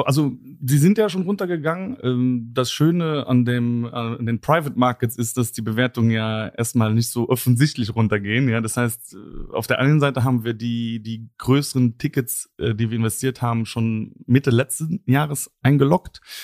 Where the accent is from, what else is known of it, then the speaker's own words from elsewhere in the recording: Luxembourg; bin selber Luxemburger